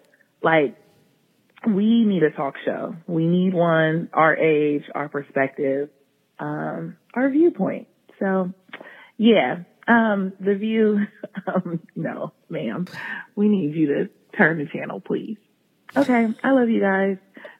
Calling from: Columbus, Ohio, United States; I'm from Columbus, Ohio.

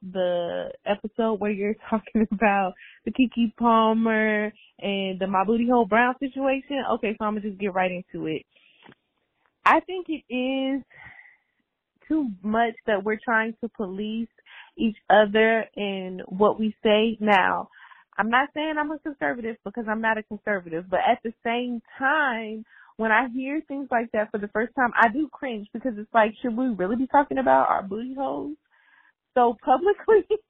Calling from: Japan; I'm calling from Japan

